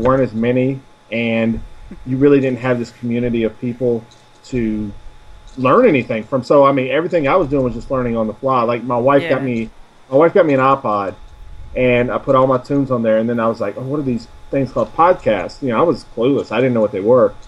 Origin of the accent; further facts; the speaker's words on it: Tennessee, United States; accent: Southern; I am American from the state of Tennessee